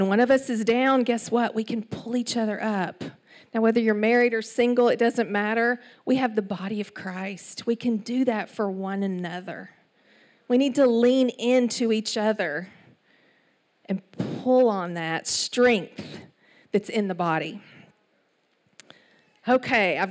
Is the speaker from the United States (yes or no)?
yes; Palestine, Texas, United States; accent: East Texas; moved away as an adult; also born or lived in New York City; So I was born and raised in Palestine, Texas, 18,000 people